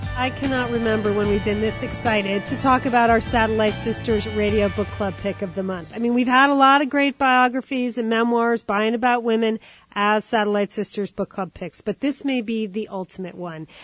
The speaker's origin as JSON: {"language": "English", "country": "United States", "said": "as an American"}